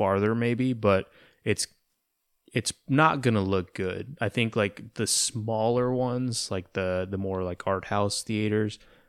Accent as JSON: {"language": "English", "town": "Austin", "region": "Texas", "country": "United States", "said": "Yeah, I'm from Austin."}